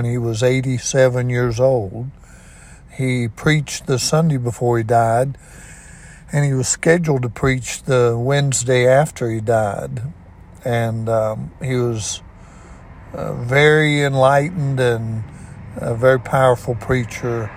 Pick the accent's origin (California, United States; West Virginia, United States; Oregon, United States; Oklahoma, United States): West Virginia, United States; Ona; I was raised on Fudges Creek Road in Ona, West Virginia, most all of my life